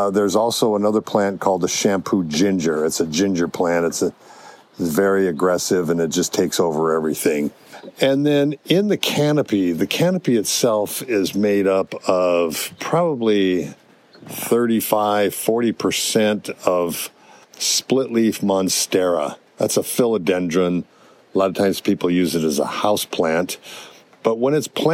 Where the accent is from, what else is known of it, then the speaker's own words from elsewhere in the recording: Hawaii, United States; also born or lived in California; I grew up in Hawaii